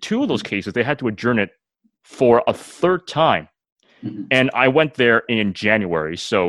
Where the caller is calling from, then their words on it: Mississauga, Ontario, Canada; despite the fact that I'm recording this from Mississauga